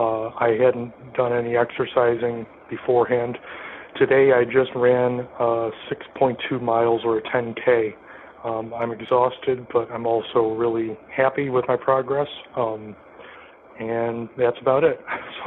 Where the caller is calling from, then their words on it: Rantoul, Illinois, United States; I'm calling from Rantoul, Illinois.